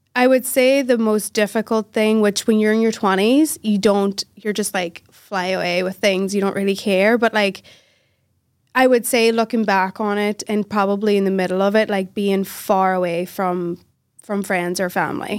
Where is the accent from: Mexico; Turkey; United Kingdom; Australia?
United Kingdom; Northern Ireland; moved away as an adult; also born or lived in Philadelphia, United States / England; I was raised in Northern Ireland, but I was born in Philadelphia.